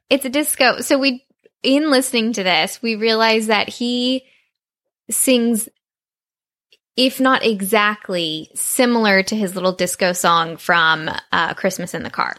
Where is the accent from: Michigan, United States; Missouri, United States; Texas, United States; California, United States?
Texas, United States; I grew up in Texas, which is very very very very hot in the summer